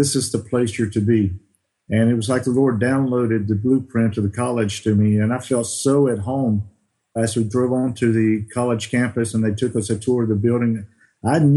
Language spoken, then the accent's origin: English; Alabama, United States; moved away as an adult; also born or lived in Bosnia and Herzegovina / Netherlands; I grew up in Baymanette, Alabama, in South Alabama